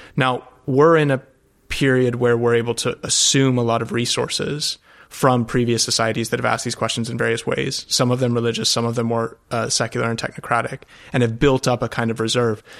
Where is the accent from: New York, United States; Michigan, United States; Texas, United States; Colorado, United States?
Colorado, United States; moved away as an adult; also born or lived in Europe; I grew up out west in Colorado